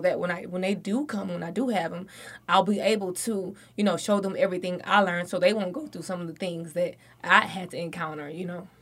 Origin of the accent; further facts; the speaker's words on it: Alabama, United States; moved away as an adult; now in Atlanta, United States; I'm from Alabama, so it's a very small town